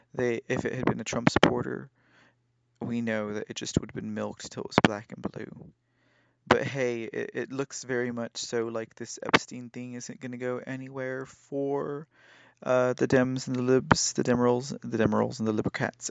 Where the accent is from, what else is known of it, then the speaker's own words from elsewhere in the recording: United States; we as American citizens